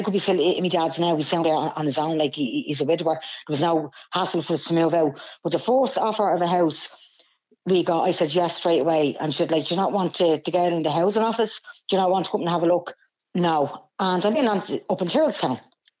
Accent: Dublin, Leinster, Ireland; I grew up in Blanchardstown, Cardiff area all my life.

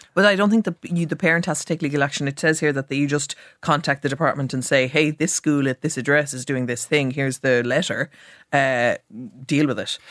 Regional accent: Cork, Munster, Ireland; I'm from Cork

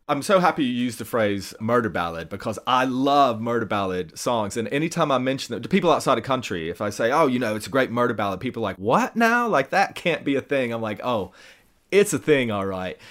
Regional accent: Tennessee, United States; I grew up in Tennessee

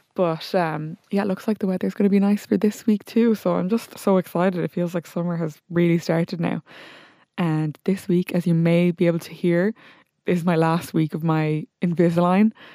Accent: Limerick, Munster, Ireland; I'm from Limerick

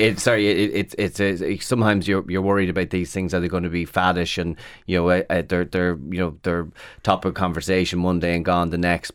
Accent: Carrickmacross, Ulster, Ireland; also born or lived in London; I'm from Carrick Macross in County Monaghan

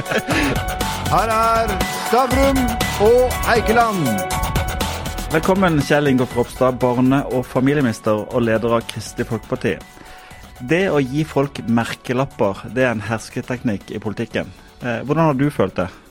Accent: Sørlandet, Southern Norway, Norway; jeg kommer fra Sørlandet

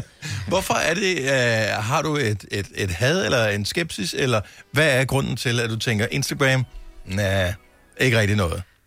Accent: Funen, Southern Denmark, Denmark; now in Copenhagen, Denmark; Fyn, hvor jeg er opvokset

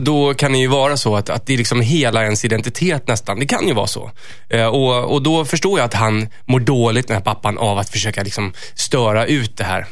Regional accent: Stockholm, Stockholm County, Sweden; jag är ju från Stockholm

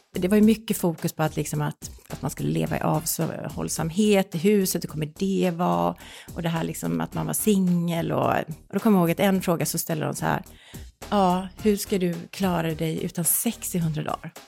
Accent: Gothenburg, Västra Götaland, Sweden; Jag kommer från Göteborg

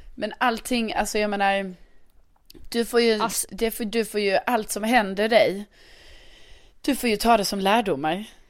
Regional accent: Lund, Skåne, Sweden; moved away; min hemstad Lund

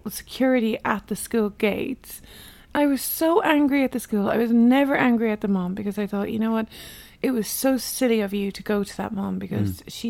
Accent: Ireland; I'm Irish.

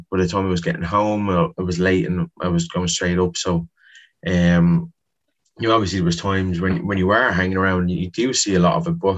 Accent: Dublin, Leinster, Ireland; Whereas growing up in Ballymun, we had probably one man who took 10 teams and he was training so many people

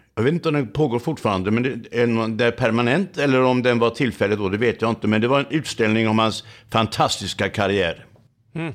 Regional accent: Laholm, Halland County, Sweden; i min hemstad Laholm

